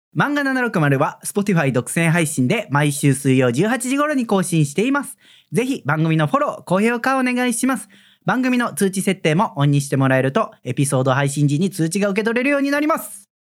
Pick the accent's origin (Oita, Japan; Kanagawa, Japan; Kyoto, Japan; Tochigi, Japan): Kyoto, Japan; 私がね、京都出身でございまして